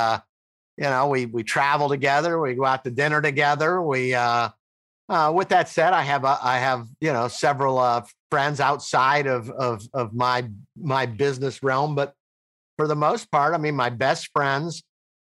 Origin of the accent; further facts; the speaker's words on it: Tampa, Florida, United States; I'm from Tampa, Florida